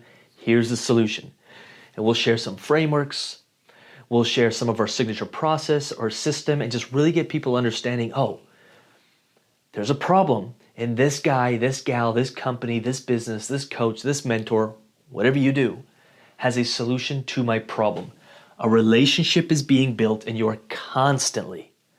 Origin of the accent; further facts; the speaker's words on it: Rome, Lazio, Italy; born there; I was born in Rome, Italy in 1987, and I am, 6 feet tall and 185 pounds.